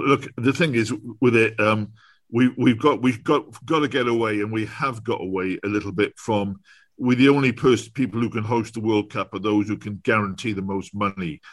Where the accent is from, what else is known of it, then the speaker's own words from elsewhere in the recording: Newport, Wales, United Kingdom; I was born in Newport